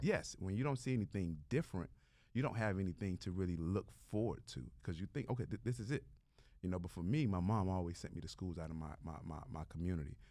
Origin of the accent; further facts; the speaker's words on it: Miami, Florida, United States; growing up in Liberty City is, is not easy.